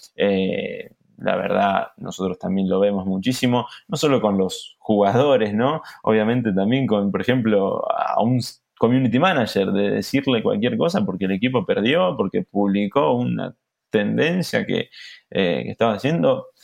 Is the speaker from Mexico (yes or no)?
no; Argentina; como argentino me llena de orgullo